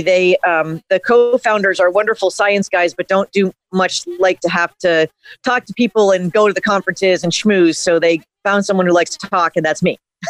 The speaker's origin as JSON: {"language": "English", "region": "Connecticut", "country": "United States", "said": "I'm from Connecticut, and I'm in Connecticut now."}